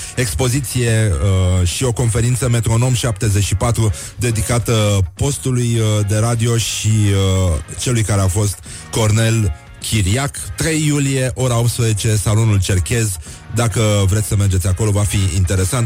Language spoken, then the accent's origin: Romanian; Brăila, Brăila County, Romania; eu sunt din Brăila